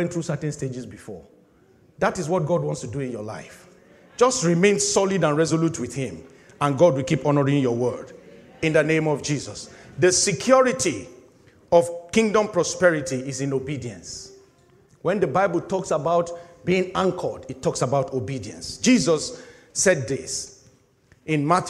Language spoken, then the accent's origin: English; Nigeria; moved away as an adult; finishing youth service in my home country